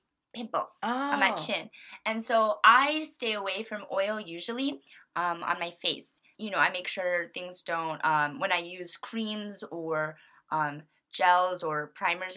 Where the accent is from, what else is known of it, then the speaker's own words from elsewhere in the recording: Florida, United States; I'm from Florida